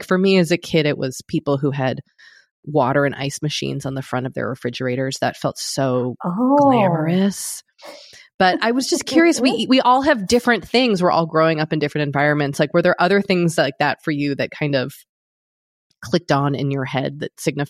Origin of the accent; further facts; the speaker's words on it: outside Boston, Massachusetts, United States; as a kid growing up outside Boston.